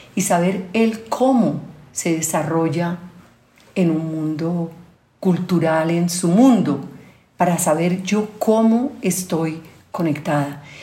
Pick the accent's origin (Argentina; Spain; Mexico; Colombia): Colombia; also born or lived in Europe; con mi gente, en mi tierra